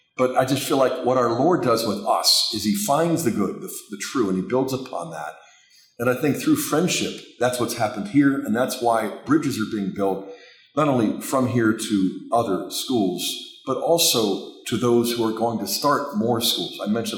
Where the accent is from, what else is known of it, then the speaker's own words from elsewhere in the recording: Pittsburgh, Pennsylvania, United States; I grew up in Pittsburgh.